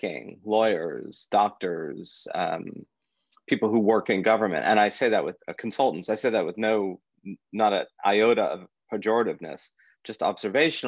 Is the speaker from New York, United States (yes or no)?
yes; New York City, New York, United States; I grew up on the Upper West Side, and I've spent 80% of my years on the planet in a 1 mile radius